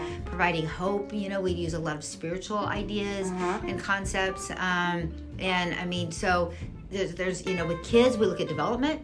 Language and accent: English; Kansas, United States; moved away as an adult; also born or lived in Dallas area, Texas; I'm from Kansas